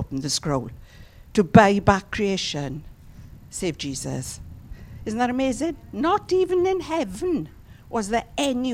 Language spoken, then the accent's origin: English; Llanelli, Wales, United Kingdom; If you're from Llanelli like me